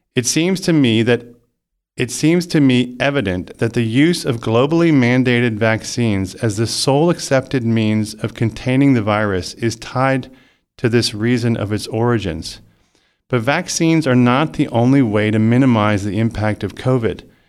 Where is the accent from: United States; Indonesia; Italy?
United States; I am an American citizen